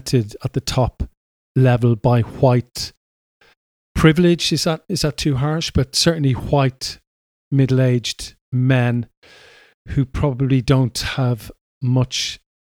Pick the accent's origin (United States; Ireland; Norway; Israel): Ireland; Dublin, Leinster; moved away as an adult; now in United Kingdom; I was brought up in Ireland, and in Dublin